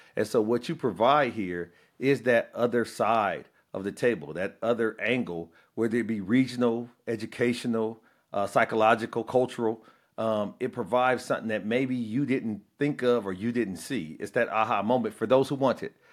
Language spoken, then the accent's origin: English; Peoria, Illinois, United States; moved away; also born or lived in the South; I'm from Illinois, uh, a town called Peoria, uh, Caterpillar headquartered there forever